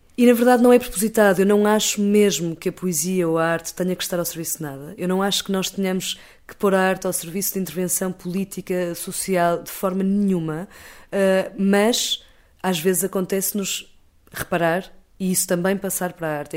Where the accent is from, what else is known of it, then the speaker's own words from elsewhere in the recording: Portugal; nós, enquanto portugueses